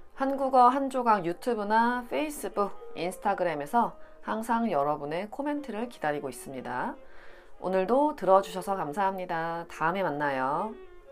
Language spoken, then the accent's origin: Korean; South Korea; 제가 한국 사람이라서